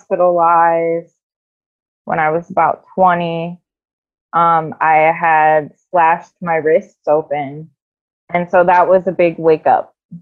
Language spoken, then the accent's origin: English; south of Canton, Ohio, United States; I live in a little bit south of Canton in Ohio. So a little bit south of Akron as well.